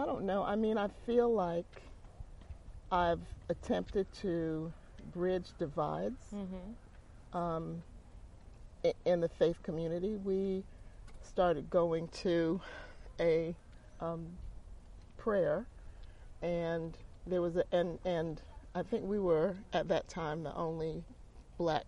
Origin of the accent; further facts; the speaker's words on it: Teaneck, New Jersey, United States; moved away as an adult; also born or lived in Newark, New Jersey; now in Durham, United States; we moved to Durham in 1971 from Teaneck, New Jersey, and Newark, New Jersey